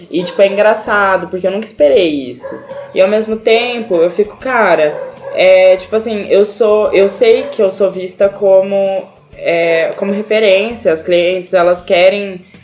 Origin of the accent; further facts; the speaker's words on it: Arapongas, Paraná, Brazil; born there; É, eu nasci em Arapongas